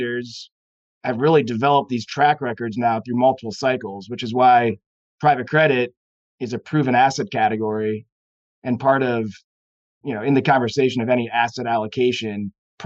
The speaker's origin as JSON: {"language": "English", "town": "St. Louis", "region": "Missouri", "country": "United States", "tie": "born or raised there", "moved": "yes", "lives_now": "Chicago, United States", "said": "St. Louis, Missouri is my hometown"}